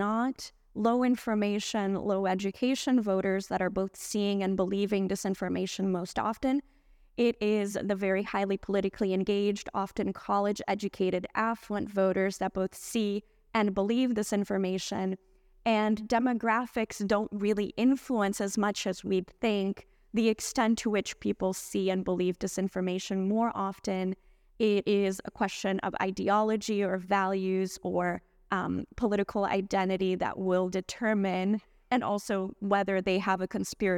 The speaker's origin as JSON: {"language": "English", "country": "Brazil", "lives_now": "United States", "said": "I'm originally from Brazil"}